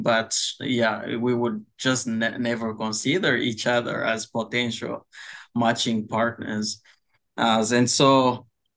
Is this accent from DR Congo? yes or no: yes; DR Congo; also born or lived in Michigan, United States / Indiana, United States; now in Indianapolis, United States; So I was born in the Democratic Republic of Congo. My family immigrated to the United States in 2014.